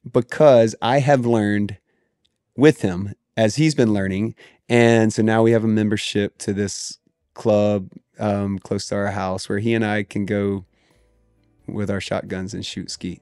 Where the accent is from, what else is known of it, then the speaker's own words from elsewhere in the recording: the South, United States; I grew up in the South